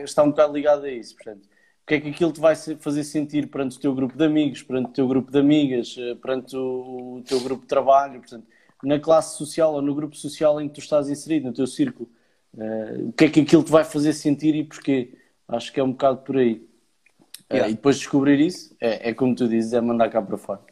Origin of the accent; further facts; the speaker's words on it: Leiria, Centro, Portugal; moved away; also born or lived in Porto / Aveiro; eu sou natural de Leiria. E depois fui para o Porto, e depois Avaro